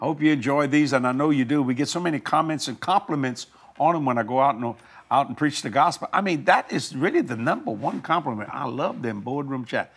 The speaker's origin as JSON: {"language": "English", "town": "New Orleans", "region": "Louisiana", "country": "United States", "tie": "born or raised there", "also_born_or_lived": "Houma, Louisiana", "said": "I was raised in New Orleans and on the West Bank of New Orleans"}